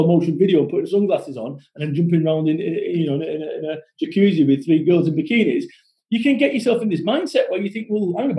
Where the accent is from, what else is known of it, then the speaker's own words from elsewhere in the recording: Salford, North West England, United Kingdom; I'm from Salford. We don't talk that way.